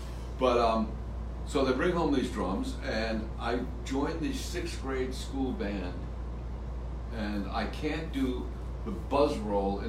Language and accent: English; Seaford, New York, United States; I grew up in Seaford, Long Island.